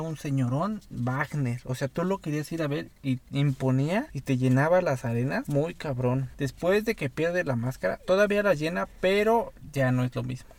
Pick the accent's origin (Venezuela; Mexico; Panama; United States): Mexico; los mexicanos somos